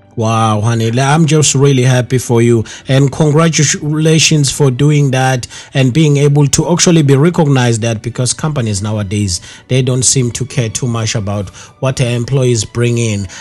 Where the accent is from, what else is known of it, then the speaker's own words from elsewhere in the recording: KwaZulu-Natal, South Africa; Growing up in KwaZulu Natal, unfortunately, they don't emphasize all these languages